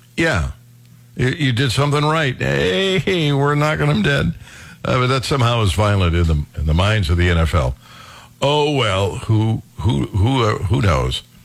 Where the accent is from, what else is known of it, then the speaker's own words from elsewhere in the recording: Cleveland Heights, Ohio, United States; Cleveland Heights, uh, where I was raised